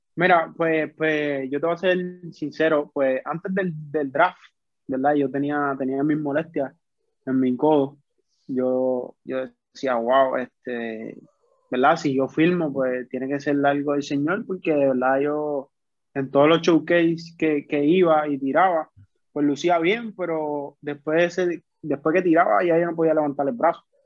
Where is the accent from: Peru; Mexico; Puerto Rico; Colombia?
Puerto Rico; Carolina; also born or lived in San Juan, Puerto Rico; Yo soy de Carolina, de Puerto Rico. Criado. Carolina, Puerto Rico. sí, criado. Nací en San Juan, pero me he criado toda mi vida aquí